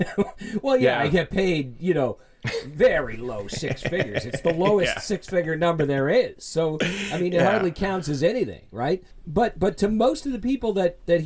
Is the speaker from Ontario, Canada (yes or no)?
yes; Toronto, Ontario, Canada; I was born in Toronto, and I lived for the early part of my life in what used to be called South Riverdale